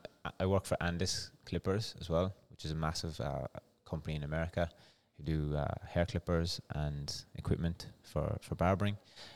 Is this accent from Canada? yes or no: no; Ireland; accent: Irish; moved away; No, mine's neutralized over the years because even before I came here, because of cycling and stuff, I had to like just have a neutral accent.